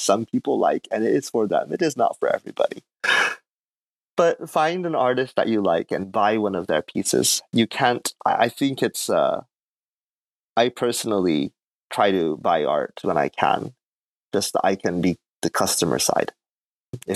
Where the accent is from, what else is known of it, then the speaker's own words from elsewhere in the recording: Fukuoka, Japan; moved away as an adult; also born or lived in Korea / Tokyo; now in Chiba, Japan; I'm from Fukuoka. That's where I grew up.